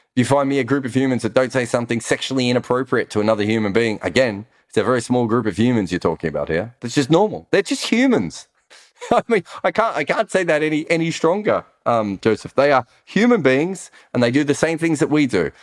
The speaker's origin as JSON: {"language": "English", "country": "Australia", "accent": "Australian voice", "moved": "yes", "said": "we're Australian"}